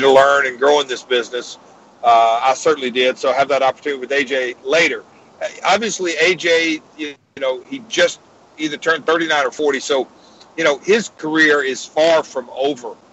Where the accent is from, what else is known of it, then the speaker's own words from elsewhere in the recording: Nashville, Tennessee, United States; my hometown of Nashville.